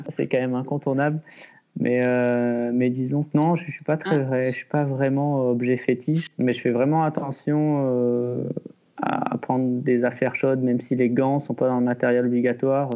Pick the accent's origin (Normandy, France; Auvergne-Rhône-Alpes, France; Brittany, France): Auvergne-Rhône-Alpes, France; Les Deux Alpes; also born or lived in Échirolles; now in Mercantour, France; je suis né à Échirol. J'ai passé à, à peu près mon enfance dans l'Isère, aux Deux Alpes